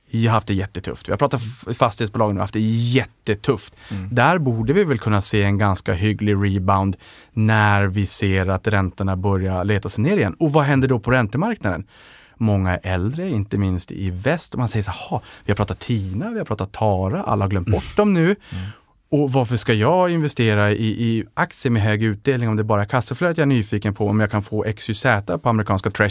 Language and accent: Swedish; Norrland, Sweden; för jag investerar långsiktigt och där tror jag att man också kanske ser min sävlighet som norrlänning.